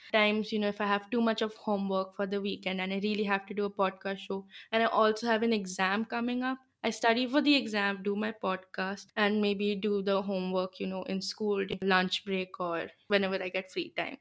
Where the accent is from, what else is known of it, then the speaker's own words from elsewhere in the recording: Gurgaon, Haryana, India; first language Bengali; English is a second language; I'm from Gurgaon, which is in the north of India